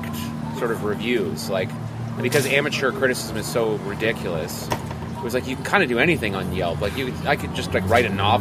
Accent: Montreal, Quebec, Canada; moved away; I'm from Montreal.

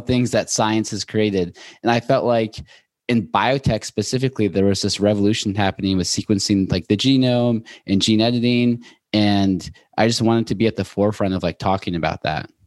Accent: Seattle, Washington, United States; moved away as an adult; also born or lived in Boulder / New York; now in Los Angeles, United States; I'm from Seattle originally, went to school in Boulder, and then moved to New York, and I just moved to L

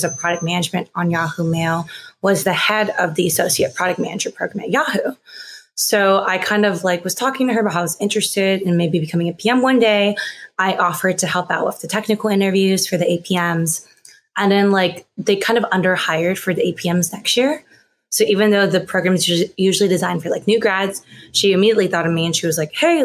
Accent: Greenville, North Carolina, United States; moved away; I grew up in Greenville, North Carolina, a really small town.

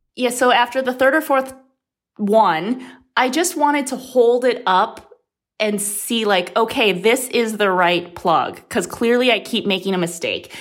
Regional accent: Midwest, United States; moved away; I grew up in the Midwest

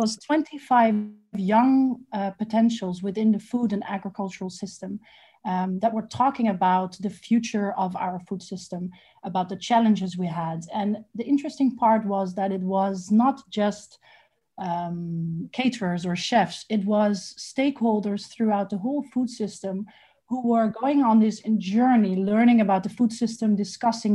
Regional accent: Amsterdam, North Holland, Netherlands; moved away as an adult; also born or lived in Lebanon; now in Ghana; I am originally from Holland, from Amsterdam

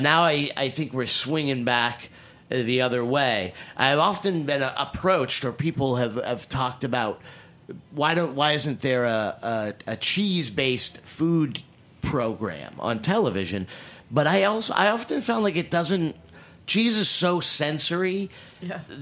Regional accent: New England, United States; I am from New England

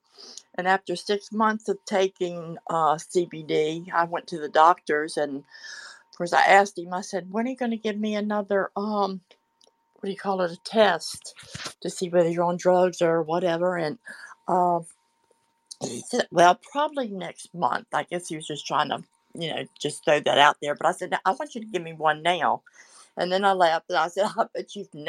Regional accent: Florida, United States; I'm from Florida, the bipolar state

